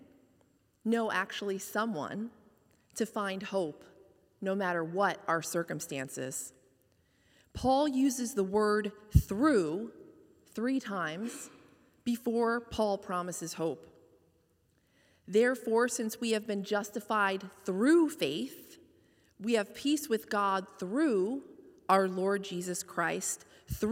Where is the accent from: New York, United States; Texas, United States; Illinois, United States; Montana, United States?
New York, United States; White Plains; moved away as an adult; also born or lived in Hoboken, New Jersey; now in Fairfield, United States; Home was my hometown of White Plains, New York